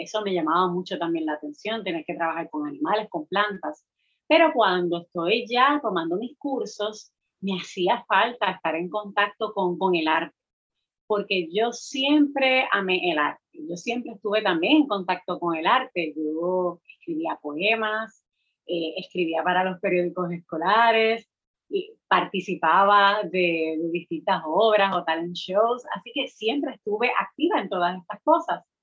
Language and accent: Spanish; Utuado, Puerto Rico; also born or lived in Mayagüez; soy del pueblo de Utuado, criada en la montaña, eh, pero cuando decido irme a la universidad me voy al Colegio de Mayagüez, a la UPR